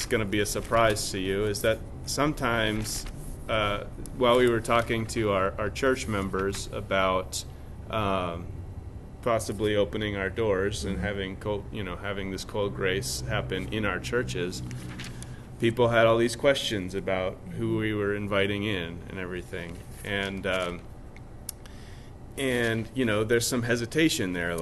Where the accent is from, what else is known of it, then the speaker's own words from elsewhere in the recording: Rochester, Minnesota, United States; moved away; I'm from Rochester